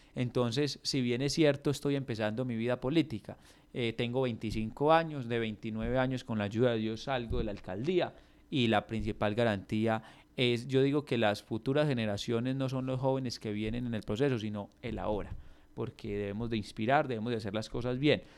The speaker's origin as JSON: {"language": "Spanish", "town": "Samaná", "region": "Caldas", "country": "Colombia"}